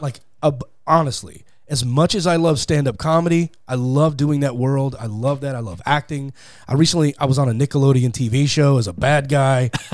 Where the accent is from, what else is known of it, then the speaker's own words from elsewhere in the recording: Fort Worth, Texas, United States; moved away as an adult; now in Los Angeles, United States; I grew up in, uh, Fort Worth, Texas.